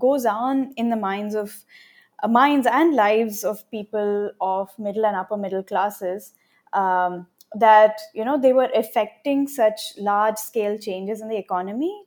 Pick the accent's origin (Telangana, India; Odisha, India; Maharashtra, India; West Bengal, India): Telangana, India; Hyderabad; moved away as an adult; also born or lived in Adelaide, Australia; I'm originally from Hyderabad in India, and I'm right now back there to do my field work